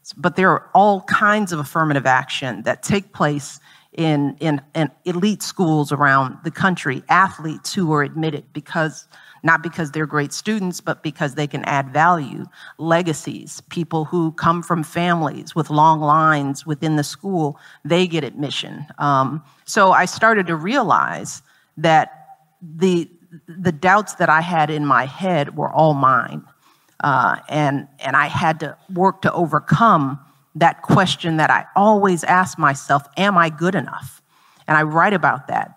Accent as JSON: {"language": "English", "town": "Chicago", "region": "Illinois", "country": "United States", "tie": "born or raised there", "said": "I grew up in Chicago in a working class community"}